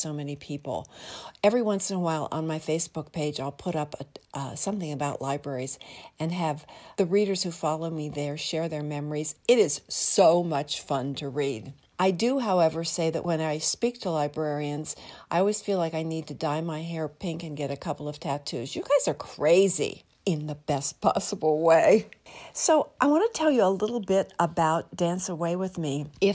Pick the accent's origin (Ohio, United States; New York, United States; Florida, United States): Ohio, United States; Lancaster; Growing up in Lancaster, Ohio